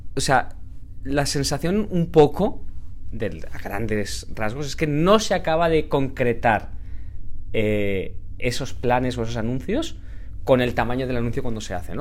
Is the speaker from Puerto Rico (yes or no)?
no; Valencia, Valencian Community, Spain; yo soy de Valencia